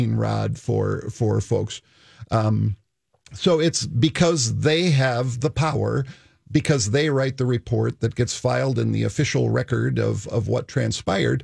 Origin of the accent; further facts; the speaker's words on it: United States; I was born in the United States